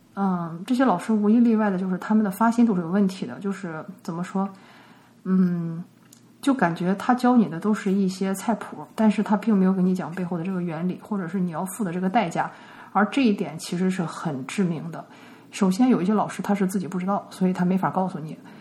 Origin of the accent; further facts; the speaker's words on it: China; 我们中国人